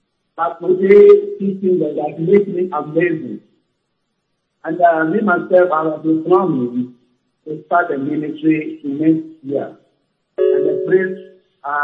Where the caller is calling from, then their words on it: Germany; I am calling from Germany.